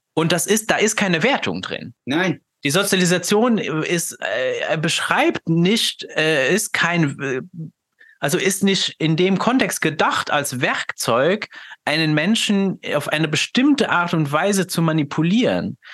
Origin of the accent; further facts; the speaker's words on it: Luxembourg; German is a second language; dass ich ja gebürtig aus Luxemburg bin. Das heißt, ich habe ja sowieso schon mal einen ganz anderen, kommuniziere jetzt hier mit dir auf Deutsch, aber das ist ja nicht meine Muttersprache